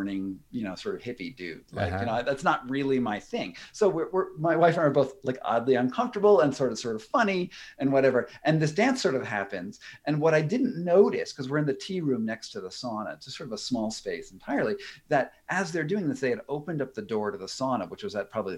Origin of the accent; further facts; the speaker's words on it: United States; I'm an American